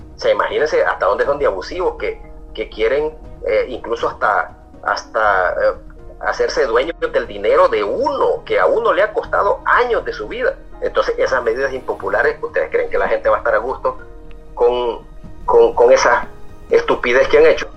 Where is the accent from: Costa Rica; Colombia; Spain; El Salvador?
El Salvador; como salvadoreños